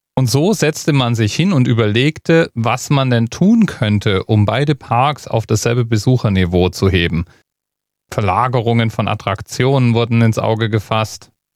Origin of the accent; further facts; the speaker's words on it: Germany; als Deutscher